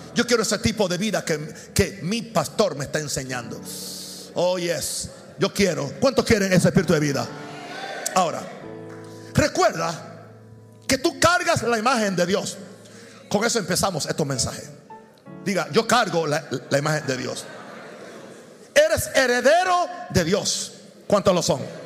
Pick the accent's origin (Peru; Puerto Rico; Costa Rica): Puerto Rico; moved away; also born or lived in Chicago; en Puerto Rico, que es el lugar donde yo nací